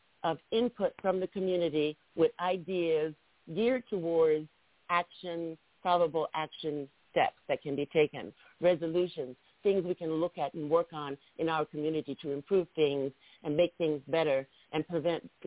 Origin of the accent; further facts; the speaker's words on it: North Carolina, United States; moved away; I'm from North Carolina originally